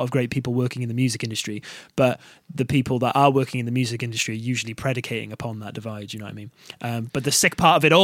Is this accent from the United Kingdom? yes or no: yes; Barry, Wales, United Kingdom; also born or lived in Cardiff; I'm actually from Barry originally as well, so that's just like a town just outside of Cardiff